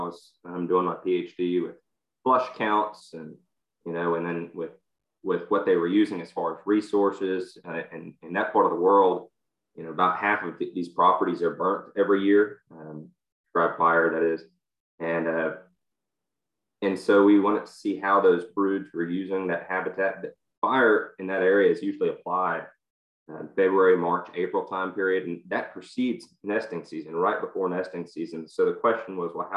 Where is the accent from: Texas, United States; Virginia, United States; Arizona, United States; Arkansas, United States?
Texas, United States; I'm from Texas